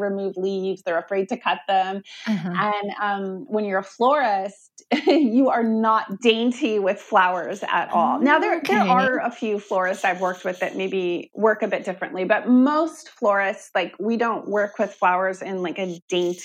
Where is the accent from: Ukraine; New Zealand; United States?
United States; Olympia, Washington; moved away as an adult; also born or lived in Portland; I grew up in Olympia in the 90s.